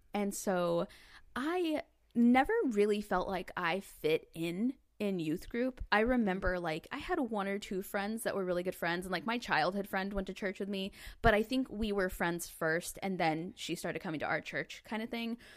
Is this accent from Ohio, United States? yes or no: no; Northwest Arkansas, United States; I grew up in Northwest Arkansas.